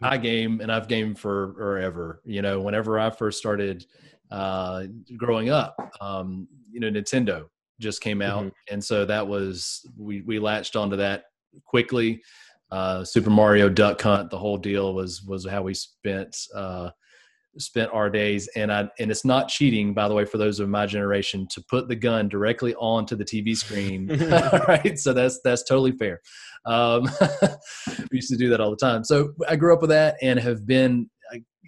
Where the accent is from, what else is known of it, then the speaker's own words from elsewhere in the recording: Georgia, United States; moved away as an adult; also born or lived in North Carolina; It's not one that's very developed where I grew up in Georgia